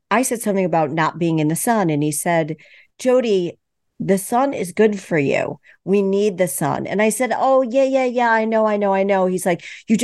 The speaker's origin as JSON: {"language": "English", "region": "East Coast", "country": "United States", "said": "I'm from the East Coast"}